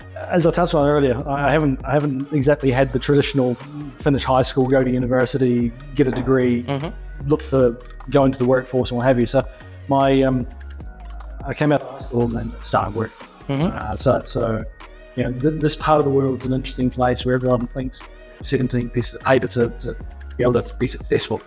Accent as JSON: {"language": "English", "country": "New Zealand", "also_born_or_lived": "Australia", "moved": "yes", "lives_now": "United Arab Emirates", "said": "I'm coming from New Zealand"}